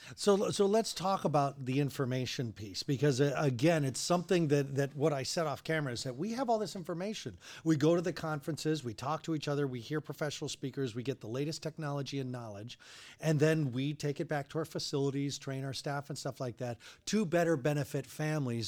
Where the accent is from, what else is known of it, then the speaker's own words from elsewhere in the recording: Longmont, Colorado, United States; also born or lived in Denver; I grew up in Longmont, lived in Denver.